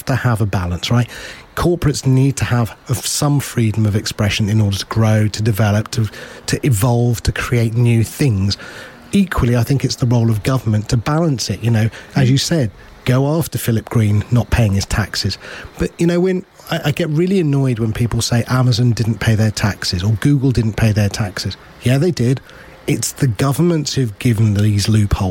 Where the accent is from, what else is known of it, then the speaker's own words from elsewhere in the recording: United Kingdom; I've got an Indian heritage, but I'm British.